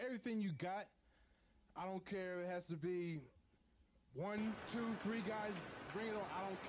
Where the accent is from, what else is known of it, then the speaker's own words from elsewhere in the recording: Philadelphia, Pennsylvania, United States; I'm from Philadelphia. That's what we like to do. This is a city of brotherly love, but we're full of violence, okay?